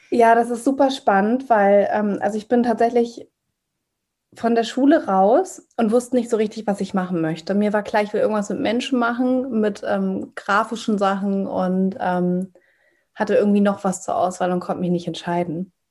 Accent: Hamburg, Germany; ich bin 34 Jahre alt, komme aus Hamburg, bin Hamburger Dern, bin hier geboren und aufgewachsen.

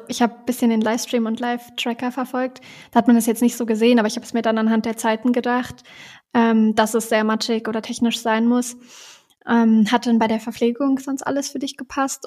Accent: Duderstadt, Lower Saxony, Germany; moved away; in Duderstadt, also in meiner Heimatstadt

